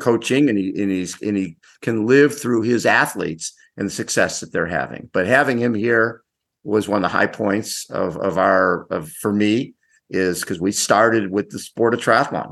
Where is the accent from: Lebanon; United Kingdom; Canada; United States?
United States; Chicago, Illinois; I grew up in Chicago